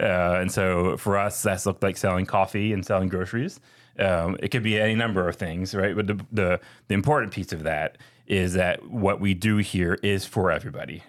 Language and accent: English; Philadelphia, Pennsylvania, United States; now in Atlanta, United States; I'm from Philly